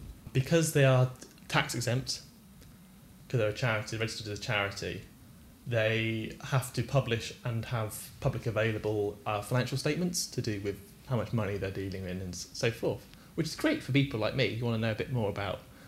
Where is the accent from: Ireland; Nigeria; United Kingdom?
United Kingdom; we're British